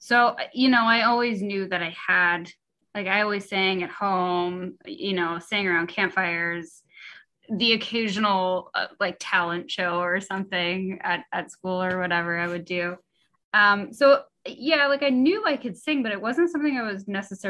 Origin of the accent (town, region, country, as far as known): Sudbury, Ontario, Canada; now in Wisconsin, United States